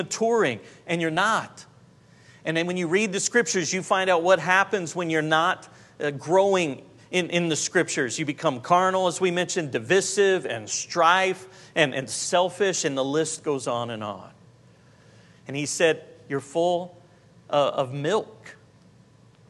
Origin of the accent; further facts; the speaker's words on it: Jacksonville, Florida, United States; I was from Jacksonville, Florida